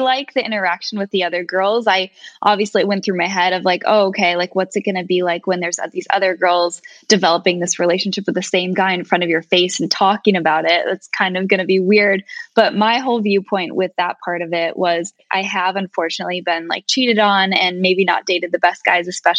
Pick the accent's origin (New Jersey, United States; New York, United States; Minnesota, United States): Minnesota, United States; moved away; I'm from Minnesota, but being from the Midwest back home